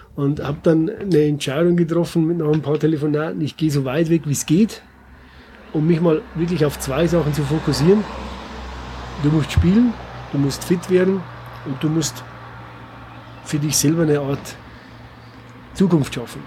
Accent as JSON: {"language": "German", "region": "Bavarian Forest", "country": "Germany", "accent": "Bavarian", "moved": "yes", "said": "wir sind beide aus dem Bayerischen Wald"}